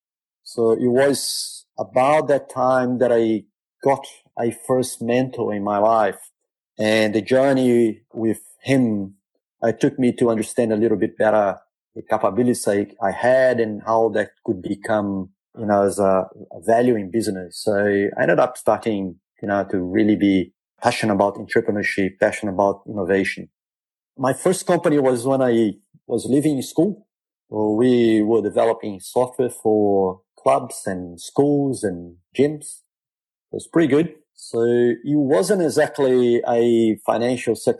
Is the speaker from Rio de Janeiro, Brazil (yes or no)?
yes; Rio de Janeiro, Brazil; now in Perth, Australia; I was born in Brazil, grew up in Rio, largely middle-class family